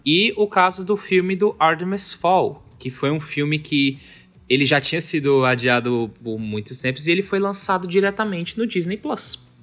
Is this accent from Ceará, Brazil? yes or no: yes; Fortaleza, Ceará, Brazil; Nós somos cearenses, nós somos de Fortaleza.